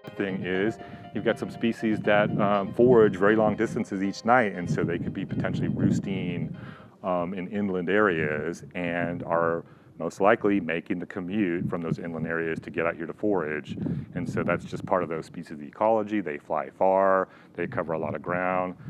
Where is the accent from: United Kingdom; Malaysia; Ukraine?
United Kingdom; England; now in San Diego, United States; I actually grew up in England, and so that's kind of where I had my first experiences.